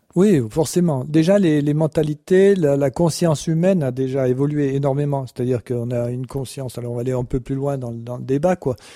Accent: France; je suis français

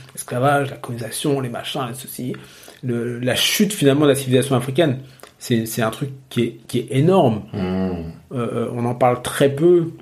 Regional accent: Normandy, France; j'ai grandi en Normandie

